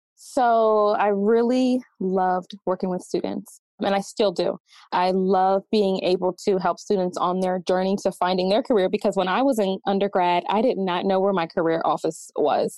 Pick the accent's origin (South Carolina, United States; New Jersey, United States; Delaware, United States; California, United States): Delaware, United States; moved away as an adult; now in Atlanta, United States; I'm from Delaware, so I decided to move here to Atlanta